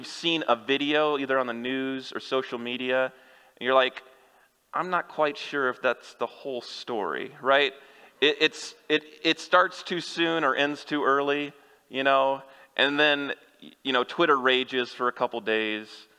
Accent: Kansas, United States; moved away; I'm from Kansas

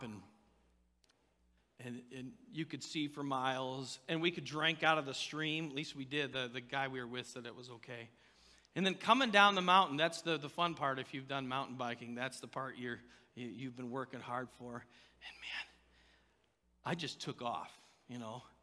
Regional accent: Indiana, United States; I was born and raised in Indiana

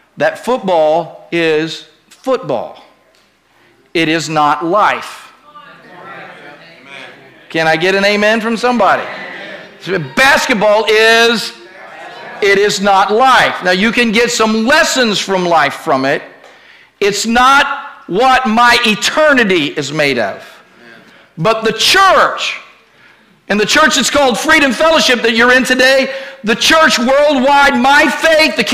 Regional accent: Ohio, United States; I was raised in Ohio

